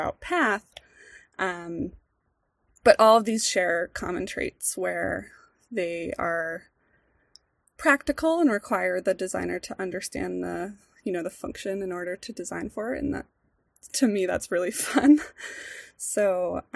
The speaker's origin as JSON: {"language": "English", "town": "Boston", "region": "Massachusetts", "country": "United States", "tie": "born or raised there", "also_born_or_lived": "Rhode Island", "moved": "as an adult", "lives_now": "Central Oregon, United States", "said": "I grew up in the Boston area in Massachusetts. I was born in the city, grew up outside of it in suburban, kind of north of Boston"}